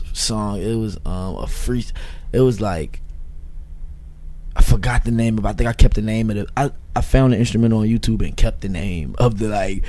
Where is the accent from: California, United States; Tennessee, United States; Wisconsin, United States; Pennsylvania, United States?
Pennsylvania, United States; Philadelphia; Like I'm from like the Francisville area.